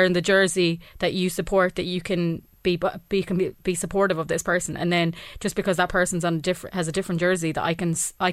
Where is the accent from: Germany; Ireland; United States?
Ireland; we're Irish